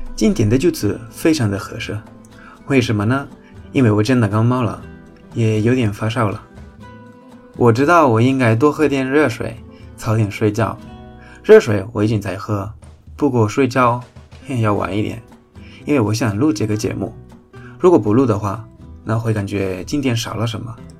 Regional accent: Spain; 我们西班牙人

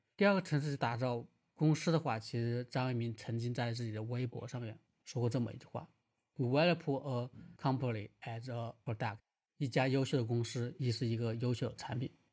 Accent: Wuhan, Hubei, China; 我是武汉人

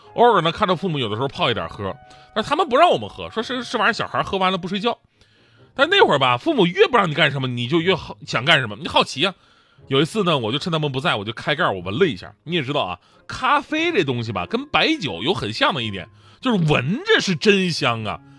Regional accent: Northeast China, China; moved away as an adult; 作为东北人

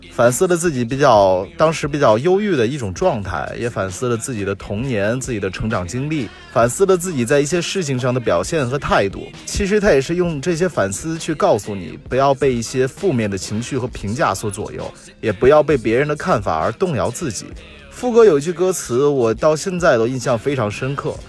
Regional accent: China; 我们中国人

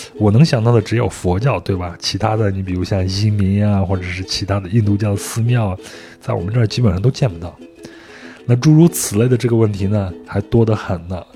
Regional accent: Henan, China; 我作为一个河南人

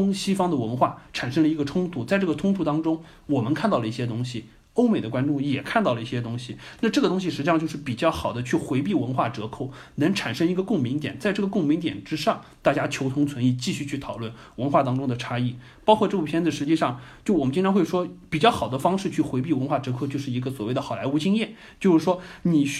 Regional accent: China; 但是我们中国人自己拍的片子是不是能走出去？

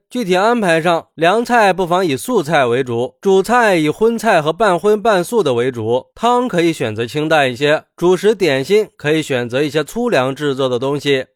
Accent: China; 春节是我们中国人最重要的传统节日了

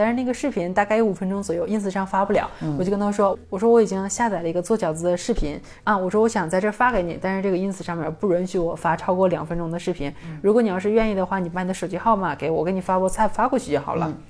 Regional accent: China; 我说那真好，可是我是中国人啊，

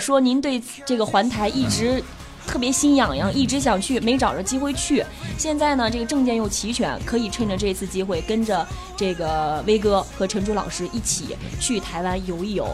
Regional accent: Anhui, China; now in Beijing, China; 我是安徽人啊，嗯。皖南地带的那种山

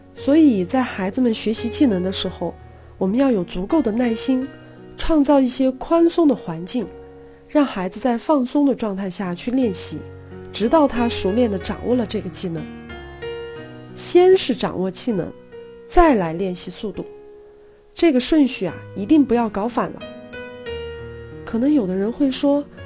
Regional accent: China; 身为一个中国人，用筷子吃饭似乎是天经地义的事儿

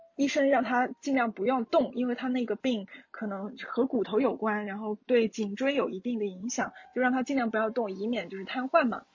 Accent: China; 作为中国人

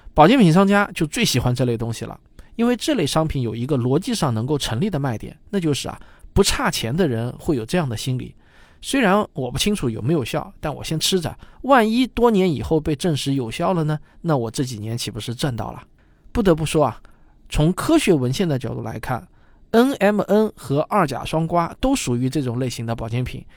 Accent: southern China, China; 因为我是南方人嘛

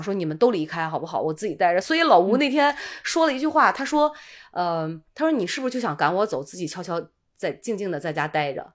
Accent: Qingdao, Shandong, China; accent: Qingdao dialect; 我们青岛话叫奶糊

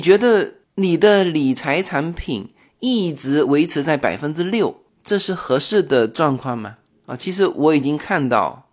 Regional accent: China; now in Los Angeles, United States; 我们中国人

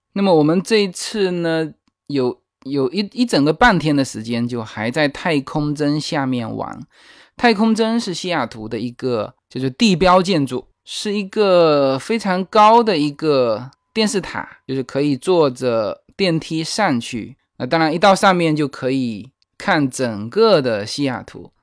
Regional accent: China; 其实如果我们中国人说到这几个城市

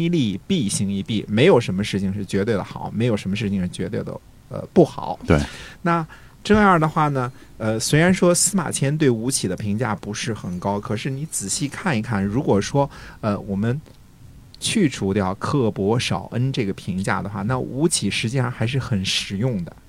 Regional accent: China

